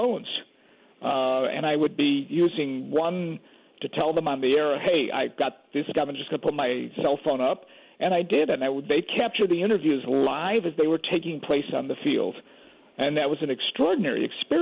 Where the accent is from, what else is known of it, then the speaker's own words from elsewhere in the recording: Chicago, Illinois, United States; also born or lived in Carbondale; I grew up in Albany Park